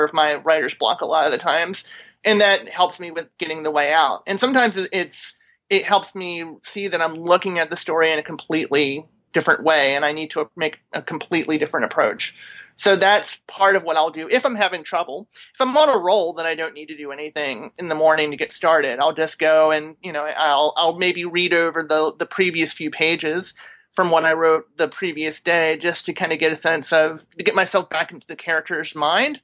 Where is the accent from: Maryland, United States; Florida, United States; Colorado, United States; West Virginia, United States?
Maryland, United States; I grew up in Maryland